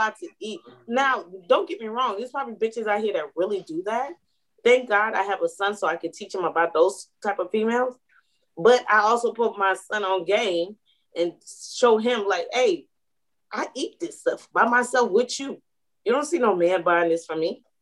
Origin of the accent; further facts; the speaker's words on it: Atlanta, Georgia, United States; I'm from Atlanta.